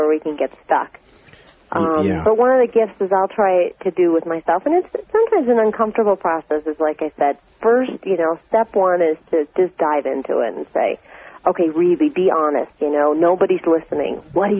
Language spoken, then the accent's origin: English; Minnesota, United States; I was raised in Minnesota